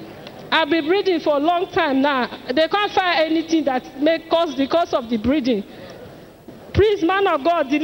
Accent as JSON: {"language": "English", "region": "Benue", "country": "Nigeria", "also_born_or_lived": "Edo State", "moved": "yes", "said": "I'm from Benue State, but I reside in Edo State."}